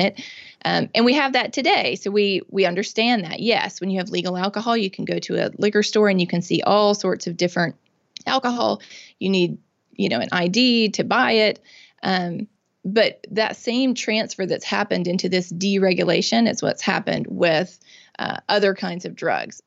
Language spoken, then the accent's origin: English; Mississippi, United States; I'm born and raised in Mississippi. I've lived here my whole life